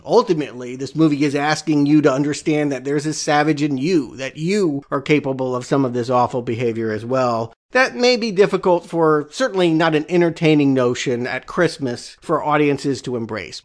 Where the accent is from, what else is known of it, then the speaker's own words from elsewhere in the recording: United States; I'm an American.